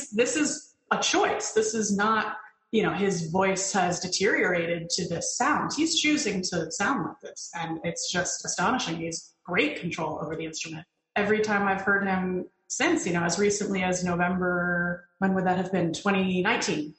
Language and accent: English; Connecticut, United States; moved away as an adult; now in New York, United States; I grew up in Connecticut